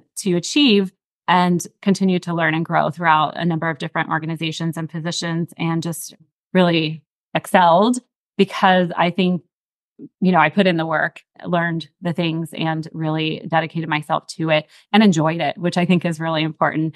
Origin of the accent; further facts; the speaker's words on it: Johnstown, Pennsylvania, United States; also born or lived in Texas; now in Dallas, United States; I personally lived and was born and raised in Johnstown, Pennsylvania.